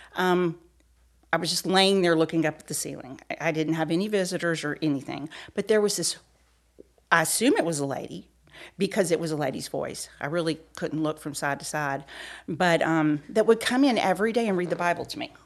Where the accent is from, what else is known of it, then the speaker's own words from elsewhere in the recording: Peachtree City, Georgia, United States; I was born and raised in Peachtree City, Georgia.